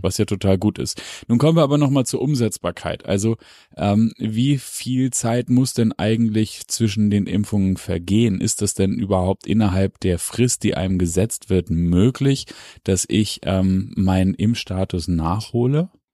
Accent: Hamburg, Germany; als Hamburger sei mir das gegönnt

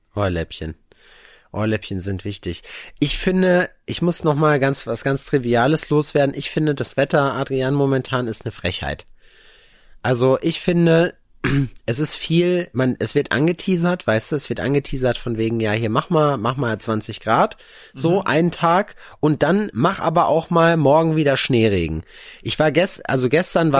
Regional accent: North Rhine-Westphalia, Germany; born or raised there; moved away

